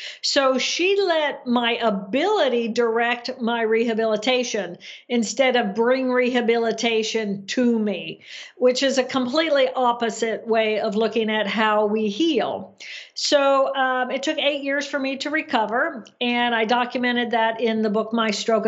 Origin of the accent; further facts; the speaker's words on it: Indiana, United States; moved away as an adult; also born or lived in Massachusetts; I grew up in Indiana